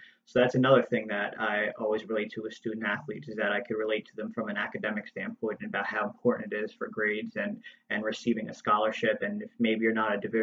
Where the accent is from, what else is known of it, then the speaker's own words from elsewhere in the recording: Toms River, New Jersey, United States; I grew up in Toms River, New Jersey